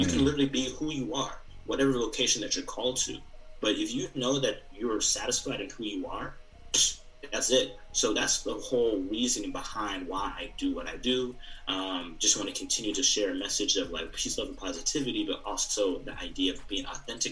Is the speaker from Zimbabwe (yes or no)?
yes; Zimbabwe; moved away; I'm not Nigerian, I'm Zimbabwean